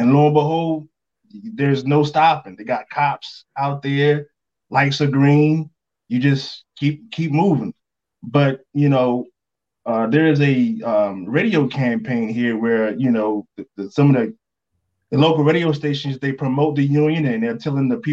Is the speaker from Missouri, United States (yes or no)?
no; North Carolina, United States; So I'm from North Carolina, born and raised there.